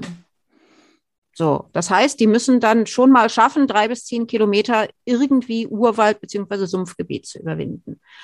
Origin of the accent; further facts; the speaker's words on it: Germany; Wir als Deutsche